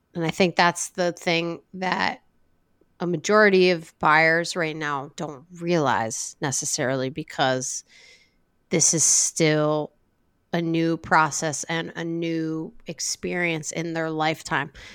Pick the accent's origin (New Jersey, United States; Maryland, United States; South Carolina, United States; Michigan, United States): New Jersey, United States; Ocean City; moved away; I grew up in Ocean City, and, you know, I'm, I have deep ties there